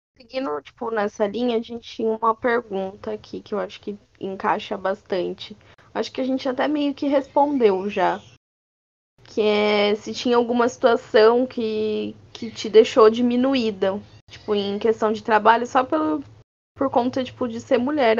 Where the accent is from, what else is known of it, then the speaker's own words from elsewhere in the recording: Brazil; sendo brasileiro